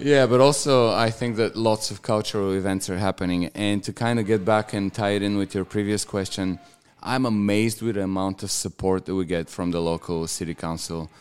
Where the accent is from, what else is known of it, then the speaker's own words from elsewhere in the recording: Bulgaria; moved away as an adult; now in Australia; my hometown is uh, the biggest on the on the Black Sea